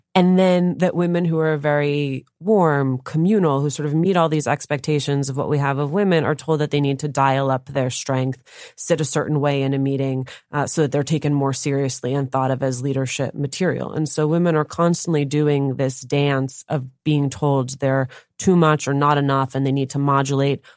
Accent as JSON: {"language": "English", "town": "Union City", "region": "New Jersey", "country": "United States", "tie": "born or raised there", "said": "I grew up in Union City, New Jersey"}